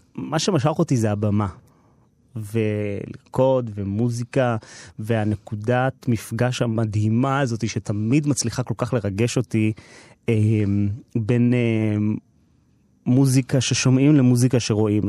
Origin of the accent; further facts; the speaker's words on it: Herzliya, Tel Aviv District, Israel; אני גדלתי בהרצליה בסביבה ממעמד